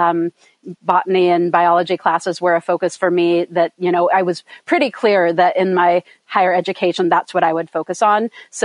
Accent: Sierra Nevada foothills, Eastern California, United States; moved away as an adult; also born or lived in Oakland, California / northern Ontario / upstate New York / Vermont; when I was still an infant, they moved us to the foothills of the Sierra Nevada Mountains in Eastern California, up, right backed up on the mountains that make up the eastern border of California and Nevada. So I was raised up there

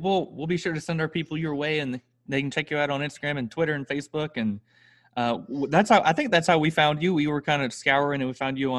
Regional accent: Northwest Florida, United States; growing up in Northwest Florida, cotton was very typical for like anytime we would go somewhere, I would just see cotton or peanuts.

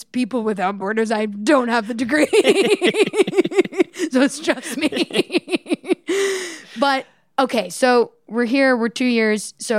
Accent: Canada; now in Los Angeles, United States; I'm from Canada.

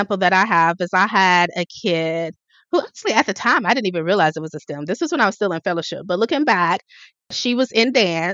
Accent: the South, United States; I'm from the South. I say y'all.

